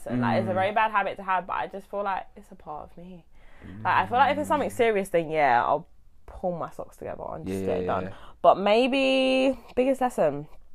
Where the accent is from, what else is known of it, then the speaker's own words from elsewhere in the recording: Coulsdon, London, United Kingdom; I'm from Surrey, Coulsdon